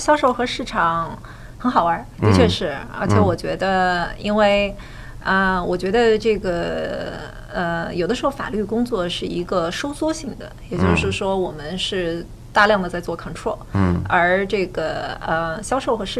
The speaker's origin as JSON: {"language": "Chinese", "country": "China", "tie": "born or raised there", "moved": "as an adult", "said": "我在亚洲出生长大，在中国出生长大。"}